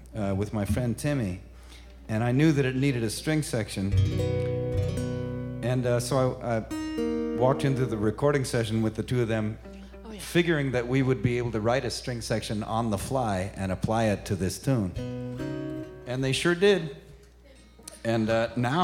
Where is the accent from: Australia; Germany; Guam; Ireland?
Ireland; I'm Irish